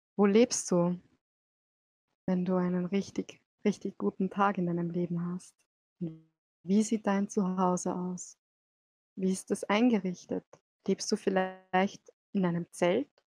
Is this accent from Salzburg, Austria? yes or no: yes; Salzburg, Austria; bin auch aus Salzburg